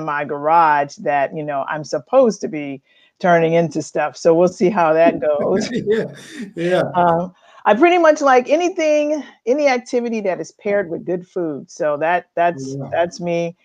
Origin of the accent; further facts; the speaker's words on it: Chicago, Illinois, United States; moved away as an adult; now in Roanoke, United States; I was born in Chicago and grew up there in the Chicagoland area